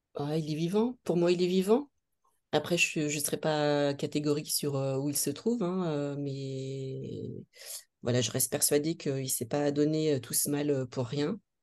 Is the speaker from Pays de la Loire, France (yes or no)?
yes; Nantes, Pays de la Loire, France; je suis nantaise, je suis née à Nantes